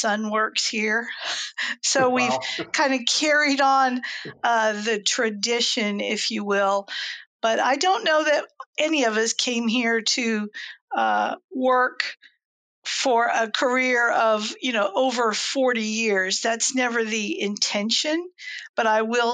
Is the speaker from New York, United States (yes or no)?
no; Seattle, Washington, United States; now in Newport News, United States; I moved here from Seattle. That's where I'm from, Seattle, Washington